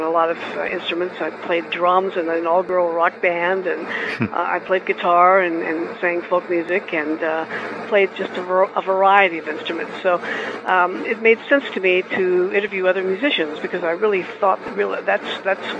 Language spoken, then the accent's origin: English; Louisville, Kentucky, United States; I grew up in Louisville